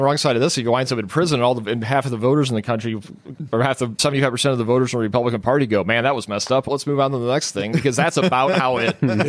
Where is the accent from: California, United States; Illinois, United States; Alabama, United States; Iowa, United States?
Illinois, United States; Chicago; I'm from the South Side of Chicago.